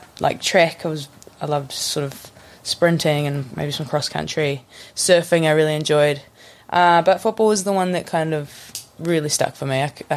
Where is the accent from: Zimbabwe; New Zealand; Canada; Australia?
New Zealand; Kensington, Northland; also born or lived in Kamo; But, I'm from sort of Kensington, which is more in... I mean, it's not a very big place. You could say I'm from Kamo if you want.